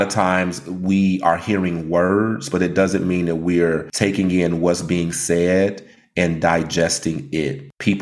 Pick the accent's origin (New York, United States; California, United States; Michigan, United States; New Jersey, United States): Michigan, United States; Detroit; I'm from Detroit, Michigan